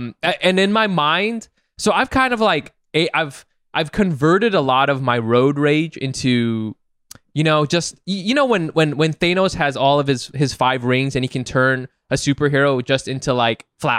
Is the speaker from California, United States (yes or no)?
yes; Orange County, California, United States; I'm from Orange